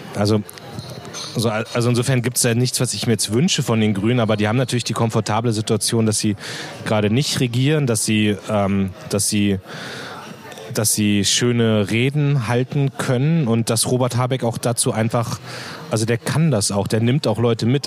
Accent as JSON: {"language": "German", "town": "Munster", "region": "Lower Saxony", "country": "Germany", "tie": "born or raised there", "also_born_or_lived": "Hannover", "said": "mein Heimatort Munster liegt genau eine Stunde zwischen Hamburg und Hannover"}